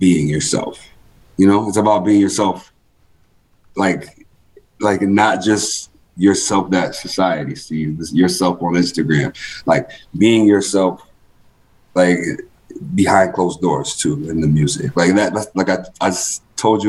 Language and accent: English; Rochester, New York, United States; moved away as an adult; now in Buffalo, United States; I'm from Rochester, been in Buffalo since 2011